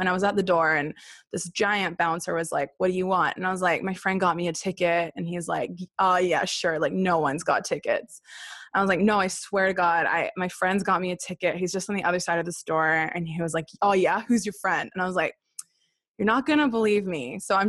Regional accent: Haifa, Haifa District, Israel; also born or lived in Sydney, Australia; And then I was born in Sydney, Australia, not long after that. And my sister was then born in Sydney. And then my family got asked to volunteer in the Baha'i World Center. And so we moved to Haifa, where my first written language became Hebrew.

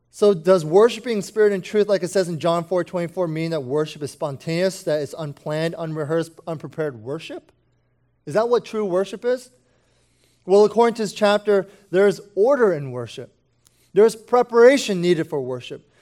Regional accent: United States; speaking as an American

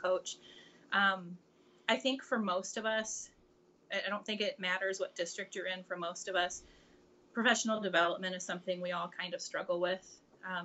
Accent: Central Illinois, United States; I am from Central Illinois.

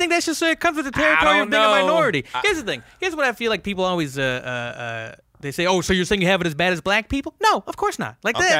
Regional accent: Bay Area, California, United States; I grew up in the Bay Area, California, mm-hmm. which is like the diversest place in the world, I think.

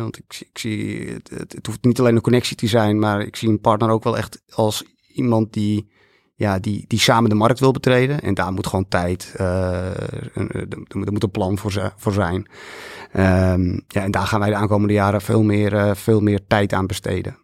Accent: Netherlands; wij zijn Nederlanders

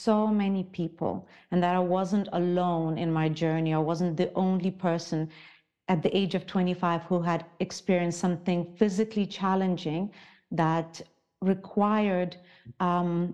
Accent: Zimbabwe; also born or lived in Ukraine; now in Switzerland; I was born in Ukraine, grew up in Africa, in Zimbabwe, and now I live in Switzerland

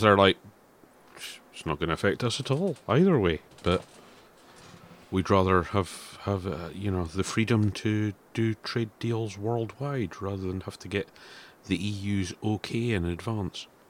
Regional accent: Scotland, United Kingdom; I'm proud of being Scottish

